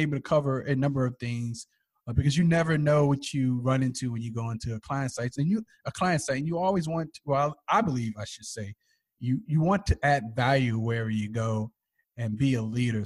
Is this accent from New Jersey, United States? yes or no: yes; East Orange, New Jersey, United States; I grew up in East London, New Jersey.